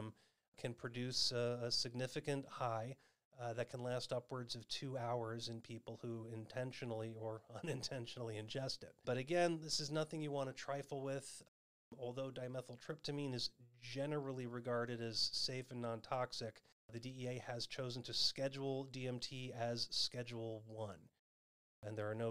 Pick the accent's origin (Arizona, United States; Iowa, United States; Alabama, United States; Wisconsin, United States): Arizona, United States; my home state of Arizona